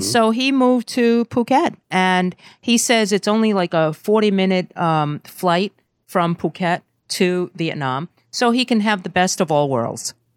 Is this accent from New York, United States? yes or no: yes; New York City, New York, United States; also born or lived in Brazil; I'm from Brooklyn